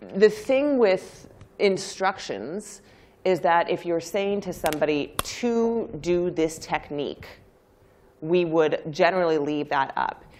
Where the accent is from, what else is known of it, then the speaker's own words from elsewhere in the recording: United States; I'm American